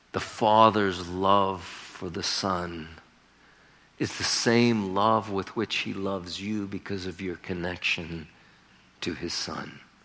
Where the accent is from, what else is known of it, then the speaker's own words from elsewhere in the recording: Northeastern Ohio, United States; moved away as an adult; also born or lived in California; I'm from Northeastern Ohio